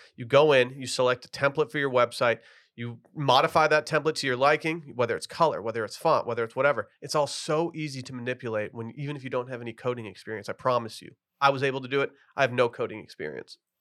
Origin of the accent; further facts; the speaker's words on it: Austin, Texas, United States; I'm from Austin